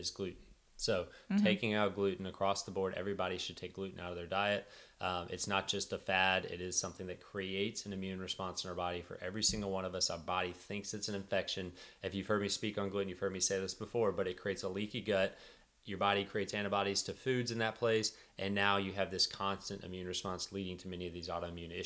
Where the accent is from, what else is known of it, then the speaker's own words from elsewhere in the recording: Texas, United States; I'm from Texas